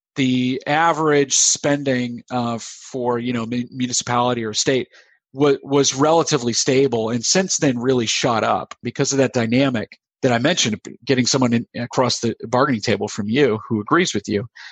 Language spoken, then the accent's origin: English; United States; also born or lived in South Carolina / Florida; now in Pennsylvania, United States; I grew up in South Carolina and Florida, where I would not have observed a lot of the problems that we've seen up here in Pennsylvania